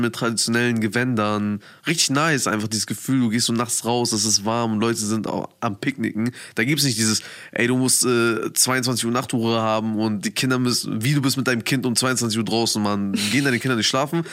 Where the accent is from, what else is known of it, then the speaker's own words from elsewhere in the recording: Bremen, Germany; Bremen ist meine Heimat. Ich bin hier geboren, ich bin hier groß geworden und ich lebe hier